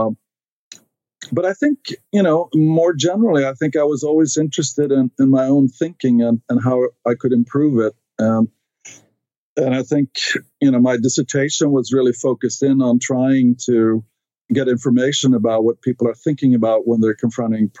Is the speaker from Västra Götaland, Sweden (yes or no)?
no; Stockholm, Stockholm County, Sweden; English is a second language; moved away as an adult; now in United States; I grew up in Sweden, in Stockholm, which is the capital of Sweden